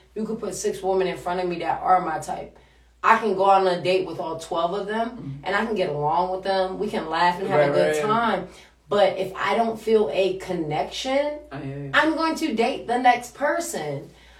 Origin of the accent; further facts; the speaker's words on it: Washington, District of Columbia, United States; accent: DMV; now in New York City, United States; I'm from DC, yo.